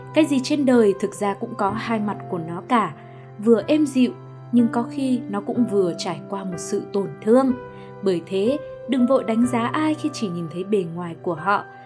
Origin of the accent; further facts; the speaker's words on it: Hanoi, Vietnam; mình lớn lên ở Hà Nội